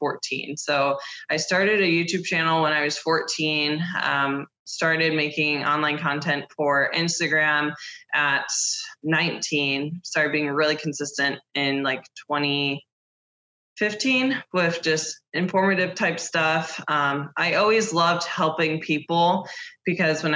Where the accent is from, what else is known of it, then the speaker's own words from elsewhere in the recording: Ohio, United States; moved away as an adult; also born or lived in Columbus, Ohio; now in Florida, United States; I'm from Ohio, but I live in Florida now.